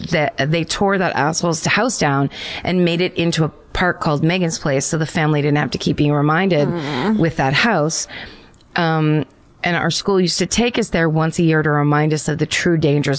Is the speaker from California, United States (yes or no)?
no; Hamilton, New Jersey, United States; So my ghost story haunting comes from my hometown of Hamilton, New Jersey.